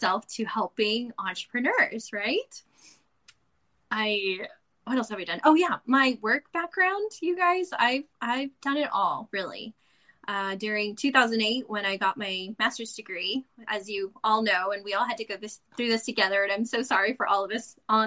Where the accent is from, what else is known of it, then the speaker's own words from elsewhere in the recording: San Antonio, Texas, United States; now in Northern California, United States; I'm originally from San Antonio, Texas, too